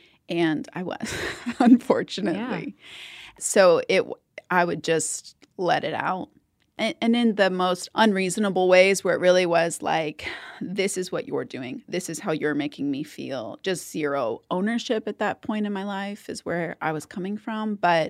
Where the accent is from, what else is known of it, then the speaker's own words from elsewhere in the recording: South Texas, United States; so I'm from South Texas.